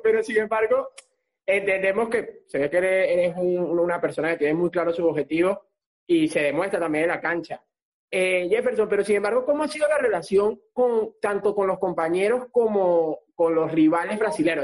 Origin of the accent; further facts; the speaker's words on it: Venezuela; nosotros, claro, somos venezolanos